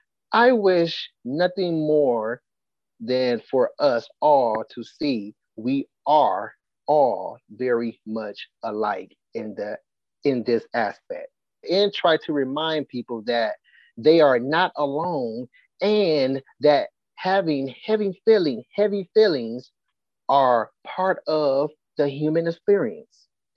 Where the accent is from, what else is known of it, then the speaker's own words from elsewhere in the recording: St. Petersburg, Florida, United States; I grew up in South St. Pete in the 90s.